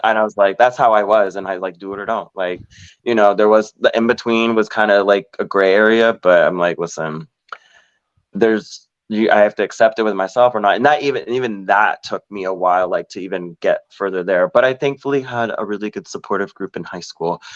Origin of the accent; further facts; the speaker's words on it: Orlando, Florida, United States; born and raised in Orlando, Florida